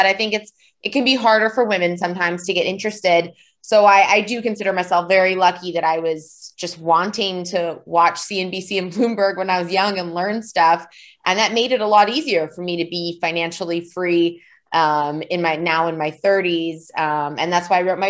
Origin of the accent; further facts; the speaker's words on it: Vancouver, British Columbia, Canada; I grew up in Vancouver, Canada.